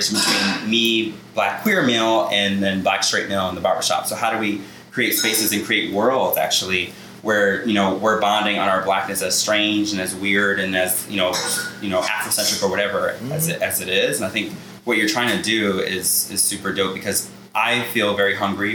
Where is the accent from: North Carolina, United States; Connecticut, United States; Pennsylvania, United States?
Connecticut, United States; Glastonbury; I'm from Glastonbury, Connecticut